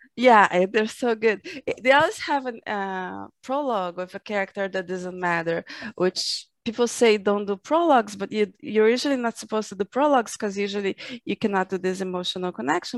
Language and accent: English; Brazil; I'm from Brazil